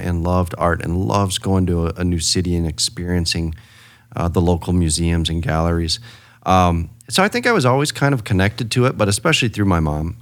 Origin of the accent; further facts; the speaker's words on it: Rapid City, South Dakota, United States; also born or lived in Spearfish, South Dakota; I was born in Spearfish and, uh, eventually in grade school moved to Rapid City.